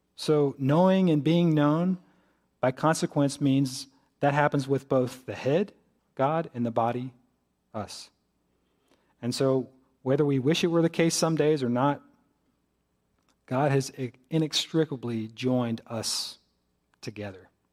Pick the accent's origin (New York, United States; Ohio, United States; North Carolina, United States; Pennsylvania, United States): North Carolina, United States; Greensboro; moved away as an adult; I'm from Greensboro.